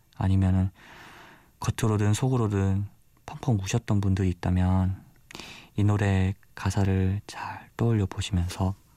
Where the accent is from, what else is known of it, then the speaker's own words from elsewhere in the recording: Busan, South Korea; 저는 부산에서 온 24살 청년